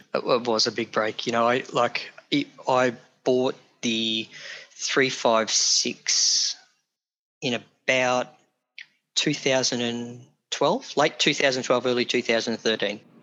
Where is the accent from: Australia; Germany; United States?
Australia; Geelong, Victoria; I grew up in Geelong, Victoria